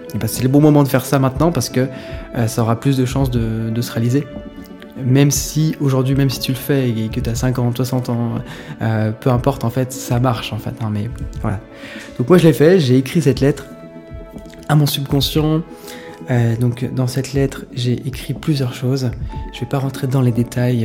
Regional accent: Saint-Pierre-de-Chandieu, Auvergne-Rhône-Alpes, France; un village qui s'appelle Saint-Pierre de Chandieu, c'est là où j'ai grandi, près de Lyon

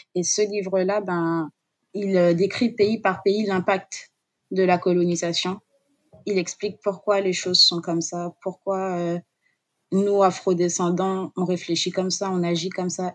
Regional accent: Guadeloupe; j'ai grandi euh, en Guadeloupe

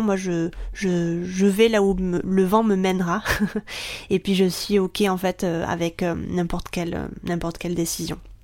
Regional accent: France; moved away as an adult; also born or lived in Japan; now in Barcelona, Spain

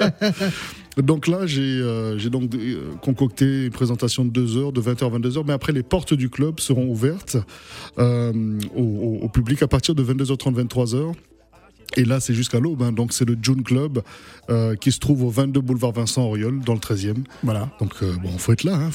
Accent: Bria, Haute-Kotto, Central African Republic; moved away; j'ai grandi à Bria, à l'est de, la, RCA

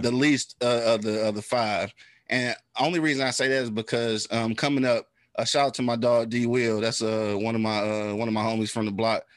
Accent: Detroit, Michigan, United States; I'm from the east side, bro. Like I'm from the 48205

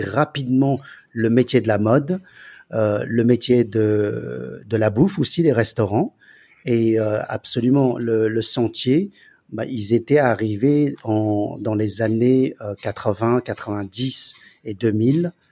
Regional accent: Paris, Île-de-France, France; also born or lived in China; j'ai grandi en Chine pendant 10 ans et lorsque je suis arrivé en, en France à l'âge de 10 ans

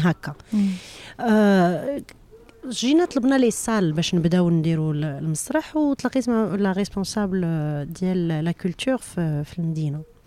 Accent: Morocco; first language Moroccan Arabic (Darija); moved away as an adult; now in France; انا عارفه راسي منين جيت انا مغربيه ودابا فرنساويه

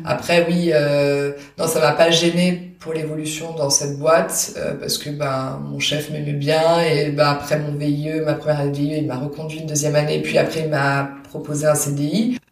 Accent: Paris region, Île-de-France, France; first language French; moved away as an adult; now in Cologne, Germany; je suis née à Paris et j'ai grandi en région parisienne

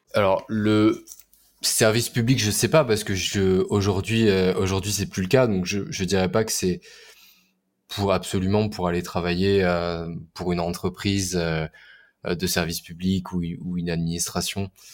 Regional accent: Orléans, Centre-Val de Loire, France; now in Paris, France; j'ai vécu, à, vécu à côté d'Orléans, donc je viens d'Orléans

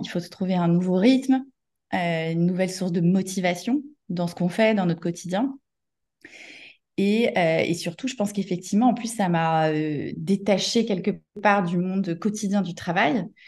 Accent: Paris suburbs, Île-de-France, France; moi j'ai grandi en banlieue parisienne

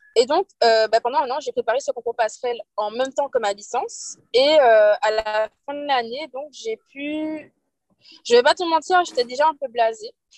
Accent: Guadeloupe; moved away as an adult; now in Toulouse, France; je suis guadeloupéenne

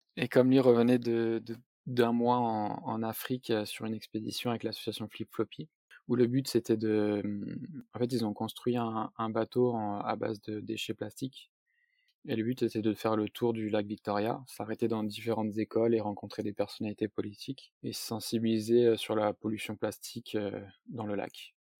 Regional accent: south-east France, France; j'ai vingt-huit ans, je suis originaire du sud-est de la France.

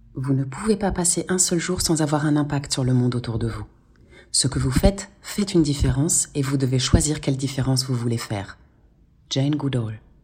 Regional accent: Segré, Pays de la Loire, France; je suis née à Segré, je le dis tout le temps parce que c'est très important pour moi de, d'expliquer que je viens de, du Maine-et-Loire, euh, à côté d'Angers, parce que c'est là que j'ai grandi

